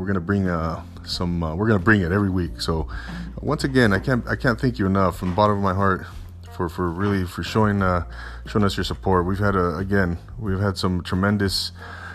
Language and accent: English; Southern California, United States; I'm from Southern California